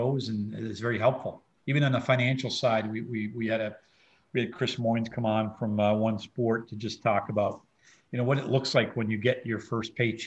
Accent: New Brunswick, Canada; now in St. Louis, United States; we're both from New Brunswick

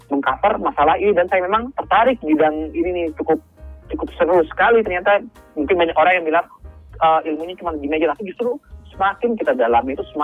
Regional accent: Banjarmasin, South Kalimantan, Indonesia; saya asalnya dari Kalimantan Selatan ya

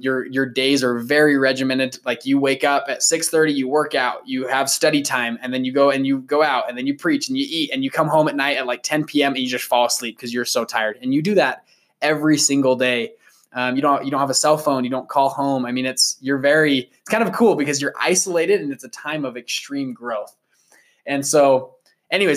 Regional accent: Sandy, Utah, United States; we grew up in Sandy, Utah.

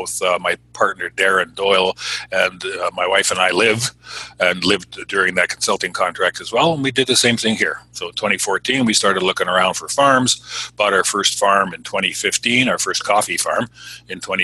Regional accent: Canada; moved away as an adult; also born or lived in Southern California; I'm Canadian

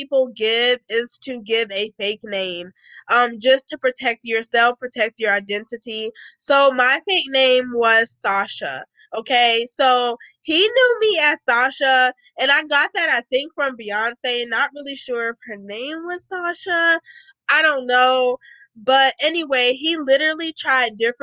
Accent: United States; I'm literally American

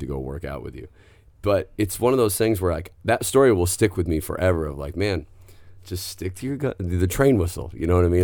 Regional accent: the Northwest, Pacific Northwest, United States; moved away; I grew up in the Northwest.

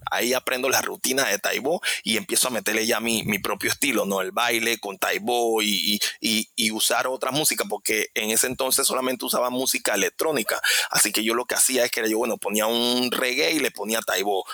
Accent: Panama City, Panama; yo vengo de, de Parque Lefebvre, es un, un, lugar, es un barrio, realmente es un barrio

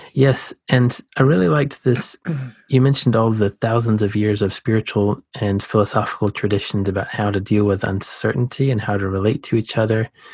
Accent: Savannah, Georgia, United States; I was born in Savannah. That's a coastal city

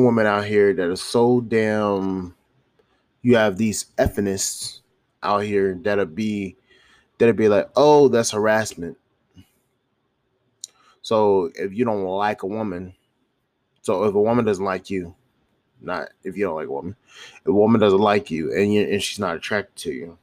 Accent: Charlotte, North Carolina, United States; moved away; my hometown, my home city, which is Charlotte, North Carolina

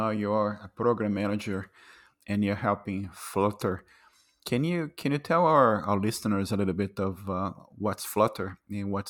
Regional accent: Brazil; now in Canada; I am an immigrant as well, right? So I moved from Brazil

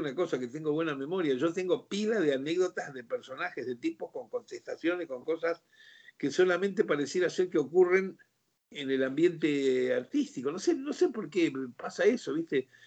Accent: Rosario, Santa Fe, Argentina; moved away as an adult; also born or lived in Mexico; tocamos todos rosarinos

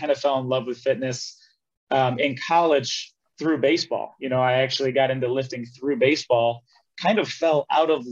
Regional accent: Elmira Heights, New York, United States; moved away as an adult; also born or lived in Ithaca, New York / Cortland, New York; now in Austin, United States; I grew up in Elmira Heights with my grandparents, basically since middle school

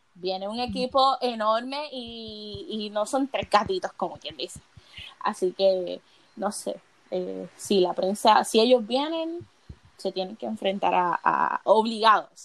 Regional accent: Puerto Rico; en mi país, que es un país donde el eh, es trópico, acá no baja de 95

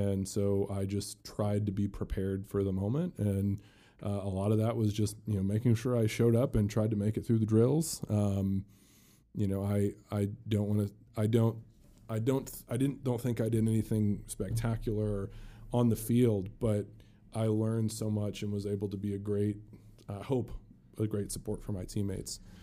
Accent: South Bend, Indiana, United States; also born or lived in Louisville, Kentucky; I mentioned I was born in Kentucky. I moved to South Bend. My parents have a business in South Bend, and, and I grew up just, Notre Dame was the goal in my life

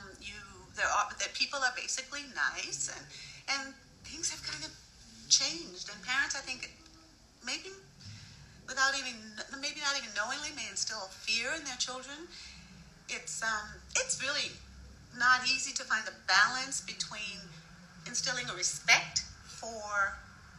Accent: New York City, New York, United States; I was raised in New York

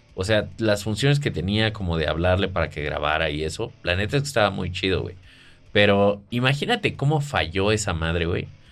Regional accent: Mexico; yo soy mexicano

